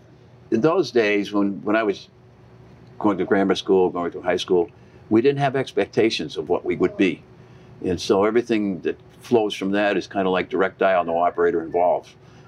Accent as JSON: {"language": "English", "town": "Springfield", "region": "Massachusetts", "country": "United States", "tie": "born or raised there", "said": "I was born in Springfield, grew up in Hungry Hill."}